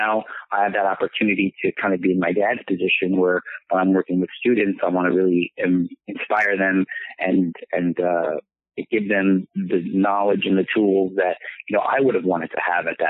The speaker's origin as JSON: {"language": "English", "town": "San Francisco", "region": "California", "country": "United States", "tie": "born or raised there", "said": "being a Filipino, you know, growing up in, like, a San Francisco"}